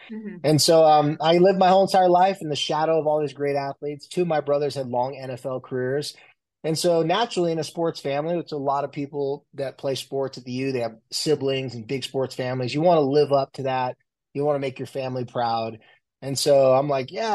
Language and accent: English; Carlsbad, California, United States; also born or lived in San Diego, California; now in Salt Lake City, United States; I was born and raised in San Diego, more specifically Carlsbad, Oceanside, California area